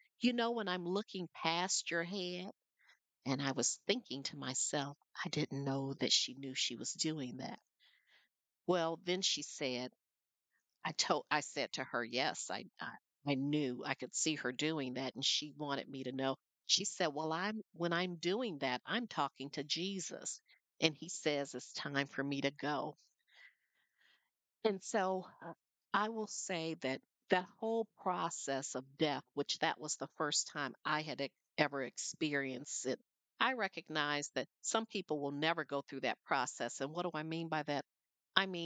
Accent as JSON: {"language": "English", "town": "Flint", "region": "Michigan", "country": "United States", "tie": "born or raised there", "said": "When I was growing up in Flint, Michigan"}